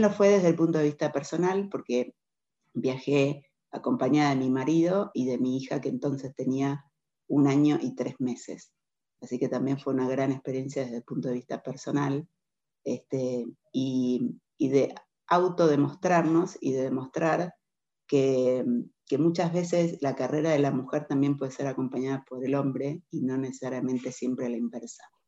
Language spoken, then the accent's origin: Spanish; Argentina; moved away as an adult; also born or lived in London; now in Mexico; Nosotros como argentinos estamos muy acostumbrados a vivir de crisis en crisis